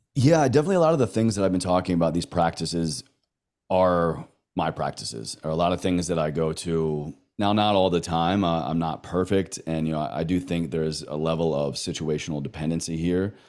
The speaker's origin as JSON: {"language": "English", "area": "the South", "region": "Southern United States", "country": "United States", "accent": "Southern", "said": "my Southern accent"}